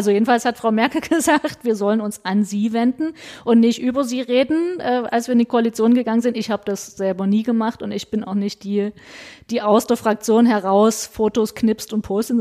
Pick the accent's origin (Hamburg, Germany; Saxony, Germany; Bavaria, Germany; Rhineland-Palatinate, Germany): Saxony, Germany; Meissen; Ich komme aus Meißen, betreue Dresden mit und äh, Sächsische Schweiz und so weiter.